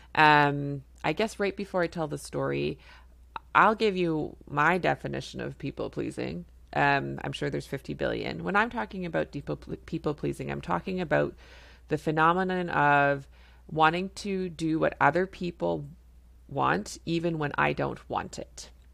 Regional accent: Canada; I'm a Canadian family physician

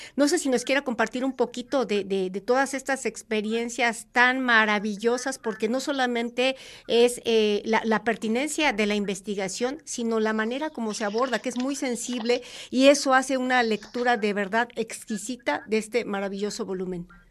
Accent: Puebla, Mexico; como poblanos, como universitarios

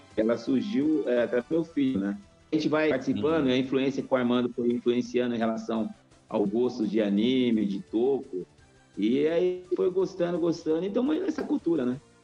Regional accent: São Paulo, Brazil; eu sou paulistano

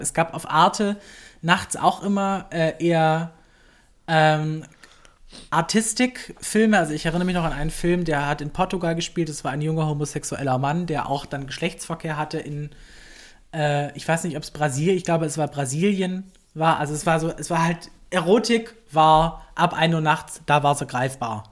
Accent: Baden-Württemberg, Germany; moved away as an adult; now in Berlin, Germany; ich komme ja aus, ein, aus Süddeutschland, ich komme aus Baden-Württemberg

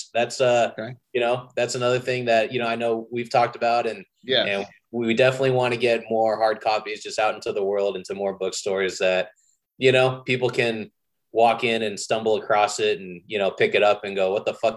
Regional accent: San Jose, California, United States; also born or lived in Santa Cruz; now in Los Angeles, United States; I grew up in San Jose, went to college in Santa Cruz

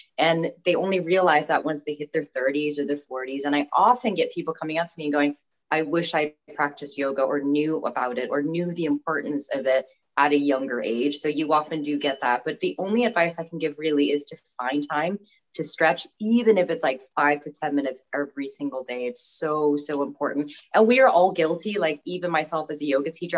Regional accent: Bangkok, Thailand; also born or lived in California, United States; now in Chester, United Kingdom; I was born in the States, in California, but I moved to Thailand when I was 3. So I consider myself fully Thai. I grew up in Thailand

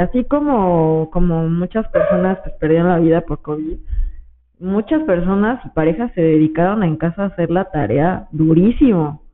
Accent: Mexico; crecí ahí en San Ramón

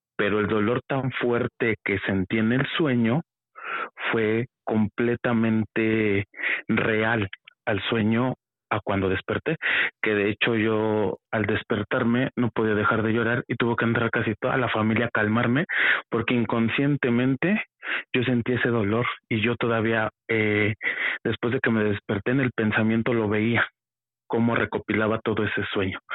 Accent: Mexico City, Mexico; now in State of Mexico, Mexico; soy de la Ciudad de México, pero ahorita actualmente radico en en Estado de México

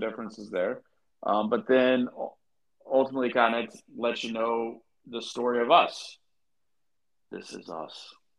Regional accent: Columbus, Ohio, United States; also born or lived in Lexington, Kentucky; So I was born in Lexington, Kentucky, but ultimately kind of grew up in Central Ohio.

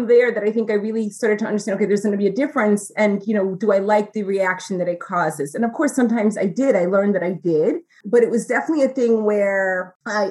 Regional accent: New York City, New York, United States; growing up in New York City, young Black Latina girl

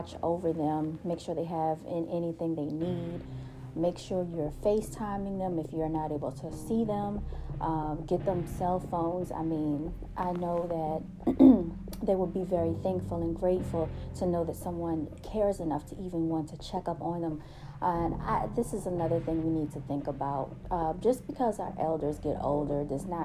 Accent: United States; We are the natives, okay, of this land.

